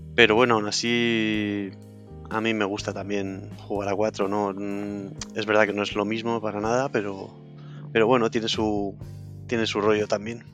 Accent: Cantabria, Spain; moved away; also born or lived in Madrid; como estaba en Madrid y soy de Cantabria

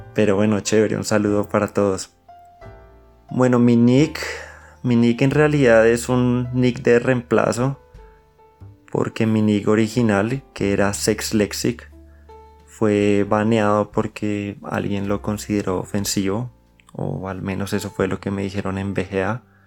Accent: Colombia

